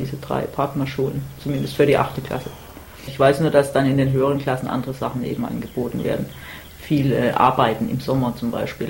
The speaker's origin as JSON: {"language": "German", "country": "Germany", "tie": "born or raised there", "moved": "yes", "lives_now": "Baltimore, United States", "said": "von meinem Heimatort in Deutschland bin ich ziemlich schon an der italienischen Grenze"}